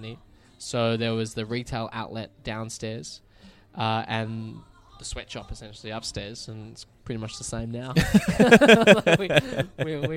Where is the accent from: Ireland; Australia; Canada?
Australia; as an Aussie